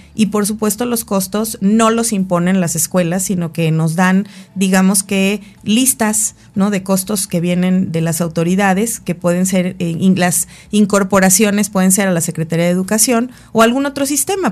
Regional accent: Mexico

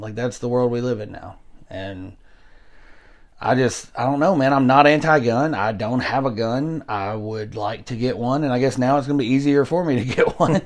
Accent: Hickman County, Tennessee, United States; Hickman County down the road here, my hometown, our hometown

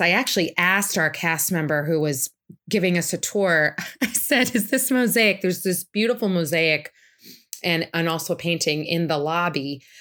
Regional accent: Boston, Massachusetts, United States; now in Saratoga Springs, United States; I'm originally from the Boston area

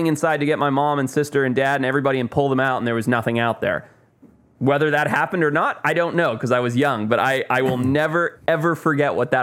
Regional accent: Zimbabwe; moved away; I grew up in Zimbabwe

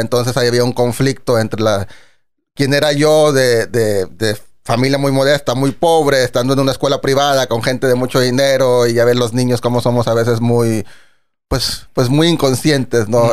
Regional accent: Monterrey, Nuevo León, Mexico; moved away as an adult; now in New York, United States; un servidor pues nació aquí en, Monterrey.

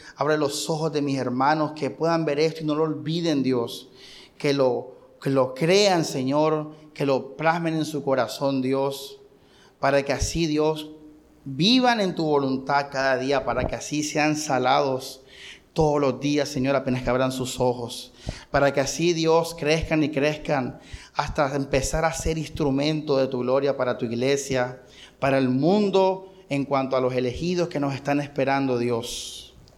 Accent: Barranquilla, Atlántico, Colombia; nosotros somos colombianos y somos barranquilleros

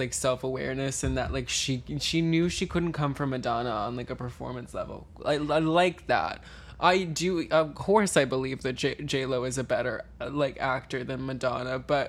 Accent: Missouri, United States; My family's from Missouri. I'm from Missouri.

